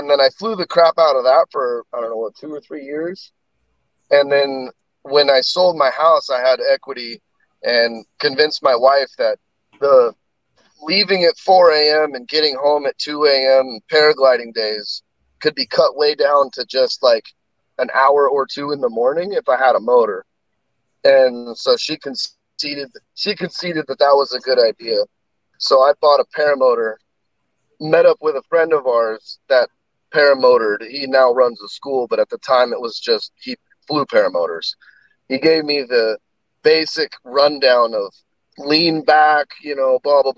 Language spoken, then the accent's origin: English; Hemet, California, United States; now in Sherwood, United States; I grew up down in Hemet in Southern California.